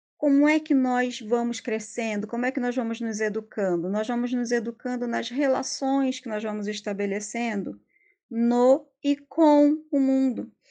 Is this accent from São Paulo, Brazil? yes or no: no; Rio de Janeiro, Brazil; moved away as an adult; now in Pernambuco, Brazil; eu sou do Rio de Janeiro, mas moro aqui em Pernambuco já faz bastante tempo